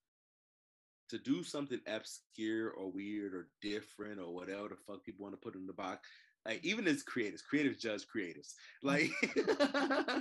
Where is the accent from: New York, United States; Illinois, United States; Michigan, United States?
Illinois, United States; Chicago; moved away; I'm originally from Chicago